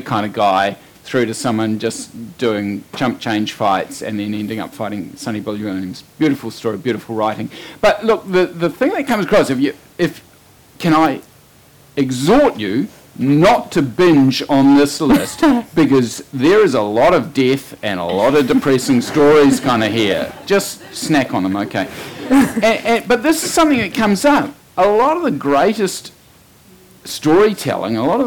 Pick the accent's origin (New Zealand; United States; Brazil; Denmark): New Zealand; Marlborough; I come from Marlborough.